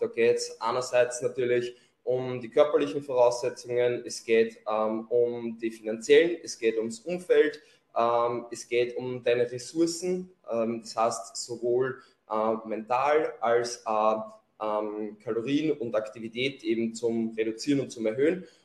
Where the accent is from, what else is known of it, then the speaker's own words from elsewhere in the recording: Lower Austria, Austria; accent: Lower Austrian dialect; komme aus Niederösterreich, deswegen auch mein Dialekt.